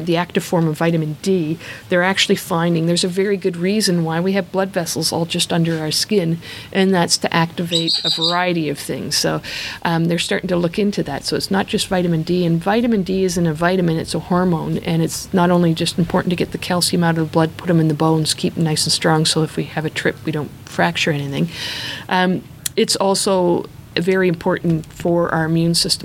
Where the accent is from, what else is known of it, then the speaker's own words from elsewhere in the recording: Canada; now in Australia; I am Canadian